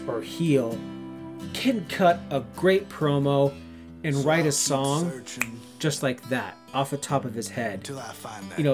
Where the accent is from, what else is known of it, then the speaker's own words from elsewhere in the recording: Southern Ontario, Canada; me being a Southern Ontario boy, I'm not from Toronto. I live like 3 hours west of the city